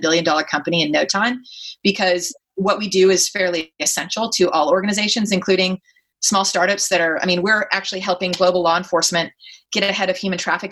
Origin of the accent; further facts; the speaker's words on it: Texas, United States; accent: Texas accent; moved away as an adult; now in Silicon Valley, United States; being a Texan with a Southern accent and no MBA